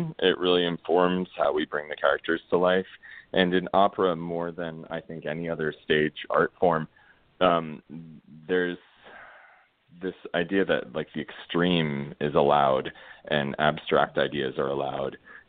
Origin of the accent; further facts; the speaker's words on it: Florida, United States; And honestly, growing up in Florida and being called faggot in gym locker rooms, like that is how I got into that character.